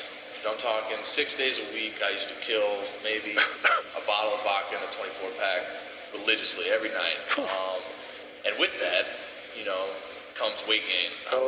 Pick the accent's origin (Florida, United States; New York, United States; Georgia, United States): Florida, United States; South; Growing up in South Florida, it's about 90 degrees all year round